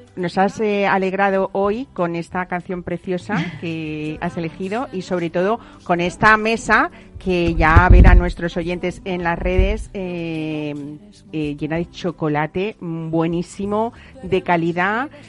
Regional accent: Spain; así somos los españoles

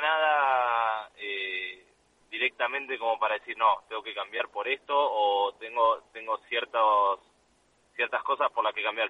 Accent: Argentina; a nosotros como argentinos

